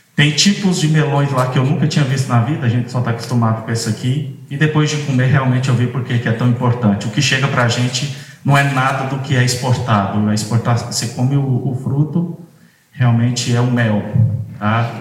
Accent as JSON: {"language": "Portuguese", "region": "Minas Gerais", "country": "Brazil", "moved": "as an adult", "lives_now": "Mossoró, Brazil", "said": "eu sou mineiro, me tenho uma formação toda na, no curso de agronomia e na pós-graduação em Minas Gerais, e fui parar lá nesse cantinho do Brasil"}